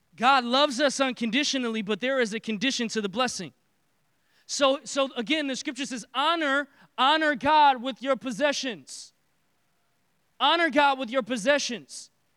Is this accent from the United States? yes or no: yes; Detroit, Michigan, United States; now in Texas, United States; I am from Detroit